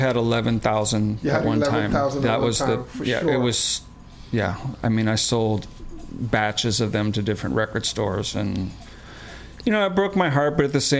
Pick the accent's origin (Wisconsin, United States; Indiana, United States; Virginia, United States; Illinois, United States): Illinois, United States; Chicago; I'm from Chicago.